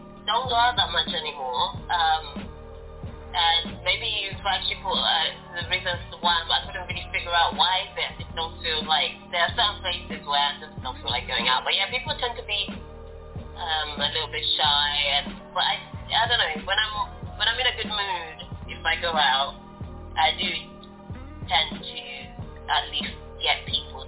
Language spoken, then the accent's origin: English; Angola; now in United Kingdom; I'm from Angola, about colonialism. We were colonized by the Portuguese, and so that's why I speak Portuguese.